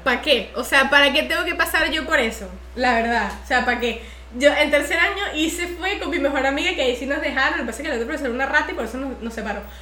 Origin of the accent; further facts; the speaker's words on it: Venezuela; moved away as an adult; yo apenas terminé el colegio me, me mudé de Venezuela.